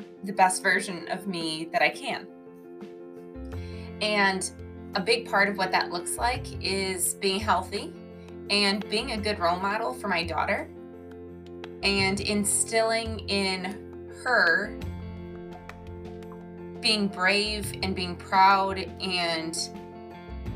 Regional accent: Illinois, United States; also born or lived in Wisconsin; I am born and raised in the Midwest, mainly in Illinois and a little bit of Wisconsin as well

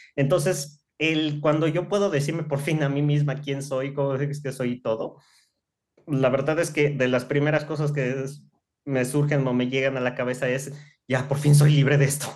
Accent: Mérida, Yucatán, Mexico; moved away as an adult; now in Mexico City, Mexico; Yo nací aquí en Ciudad de México por cuestiones del trabajo de mi, de mi familia. En ese tiempo, pues tomamos la decisión o ellos toman la decisión de trasladarnos a la ciudad de Mérida, tendría yo apenas unos cuatro o cinco años, o sea, ya estaba yo todavía muy niña. Y básicamente crecí allá

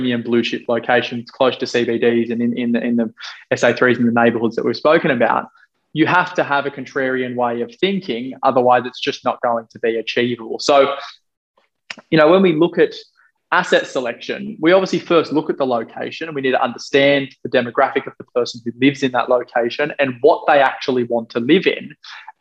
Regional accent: Australia; me being Australian

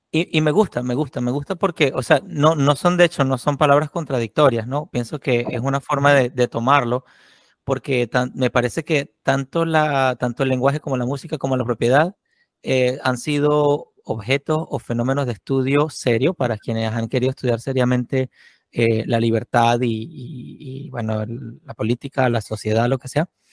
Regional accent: Venezuela; moved away as an adult; a mí me pasó también como venezolano

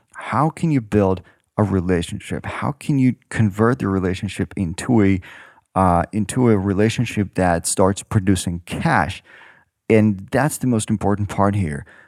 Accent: Ukraine; moved away as an adult; now in San Francisco, United States; I was born in Ukraine.

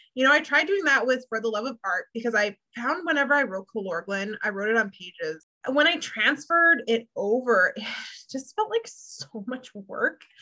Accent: Canada; my Canadian spelling

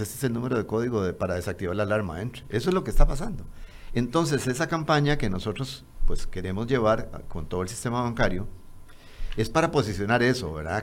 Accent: Costa Rica; me incluyo como costarricense

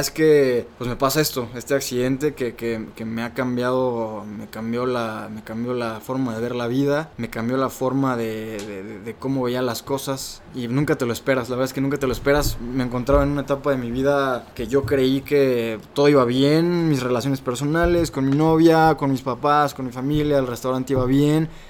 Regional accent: Salvatierra, Guanajuato, Mexico; Yo soy de Salvatierra, Guanajuato, el pueblo mágico, orgullosamente salvaterrense

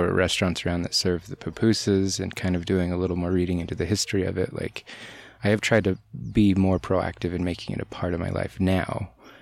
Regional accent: Bountiful, Utah, United States; growing up in Bountiful, it's predominantly white

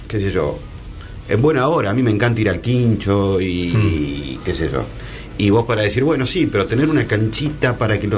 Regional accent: Buenos Aires, Argentina; a mí como porteño

